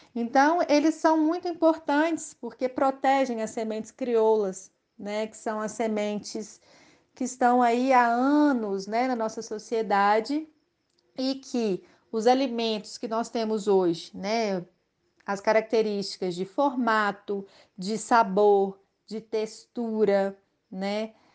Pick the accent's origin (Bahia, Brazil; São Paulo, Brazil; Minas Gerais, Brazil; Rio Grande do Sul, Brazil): Minas Gerais, Brazil; Belo Horizonte; moved away as an adult; now in Santo Antônio do Leite, Brazil; E eu sou de Belo Horizonte